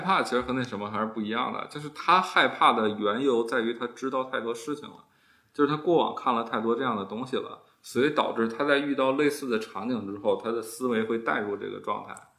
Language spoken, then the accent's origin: Chinese; Beijing, China; 虽然我爸妈是原来是东北人，但是其实他们也是年轻时候就来北京了